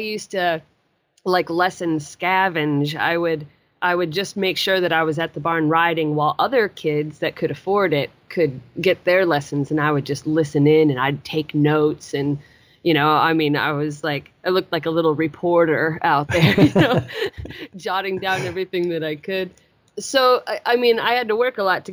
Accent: Chugiak, Alaska, United States; moved away; I grew up in Chugiak, Alaska, which is a very small town, about 13 miles out of Anchorage.

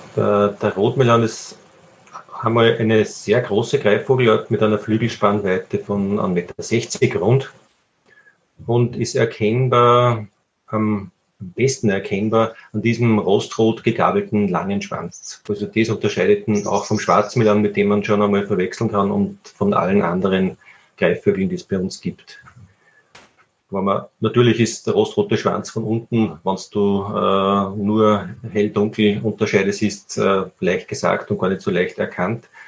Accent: Upper Austria, Austria; bei uns in Oberösterreich

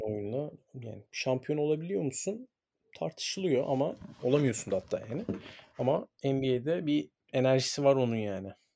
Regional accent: Istanbul, Turkey; Ben çok şanslıyım ki sahanın içinde doğdum, büyüdüm ve e, böyle gururlu bir şekilde kendimi spor sergi çocuğu olarak görüyorum.

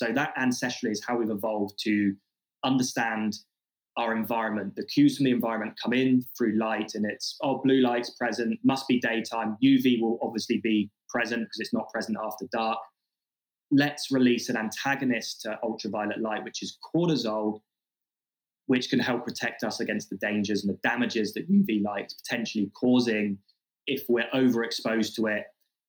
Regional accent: Australia; I'm from Australia. We have the highest, or some of the highest skin cancer rates in the world. And sunscreen use is huge in Australia.

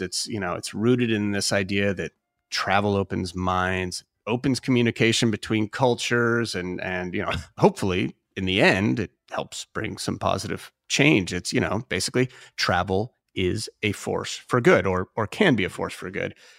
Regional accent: United States; as an American

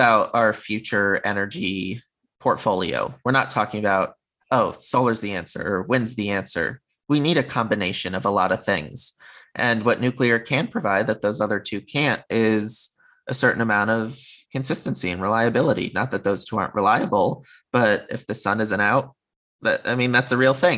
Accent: Connecticut, United States; moved away as an adult; now in California, United States; growing up in Connecticut, having been on the East Coast of the US for most of my life, now I'm in California

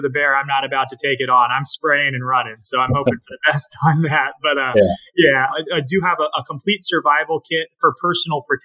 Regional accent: Naples, Florida, United States; I'm from Naples, Florida

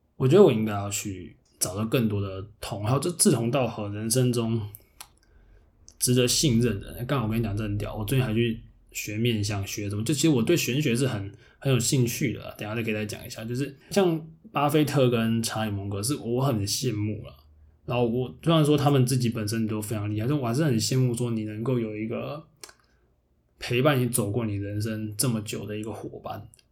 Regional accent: the South, southern Taiwan, Taiwan; moved away; 虽然我是南部人

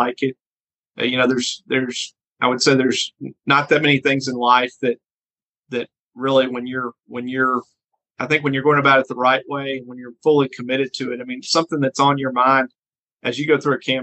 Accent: El Dorado, Arkansas, United States; growing up in El Dorado, being at Ouachita, coming back to El Dorado

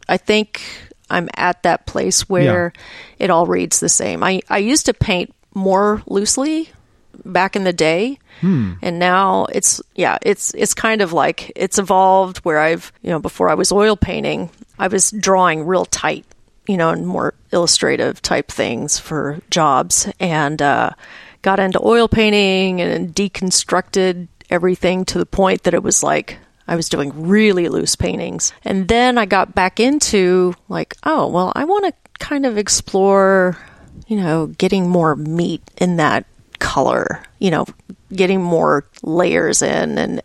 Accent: Dallas, Texas, United States; I grew up in Dallas

